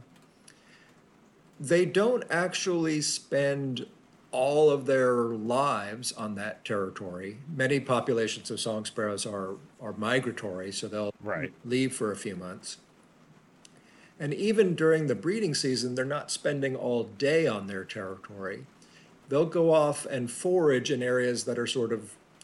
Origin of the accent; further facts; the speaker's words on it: Central Texas, United States; I grew up in Central Texas, which is a great place